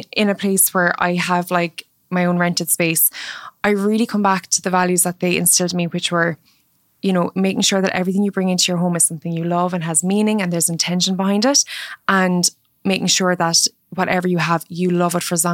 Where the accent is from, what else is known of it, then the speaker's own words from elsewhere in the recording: Mallow, Munster, Ireland; So my childhood home in Cork was very rural. I grew up in Mallow, which is a commuter town outside of Cork